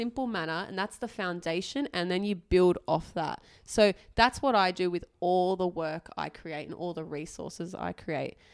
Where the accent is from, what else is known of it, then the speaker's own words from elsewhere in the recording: Australia; I was born and raised in Australia, I did my medical degree overseas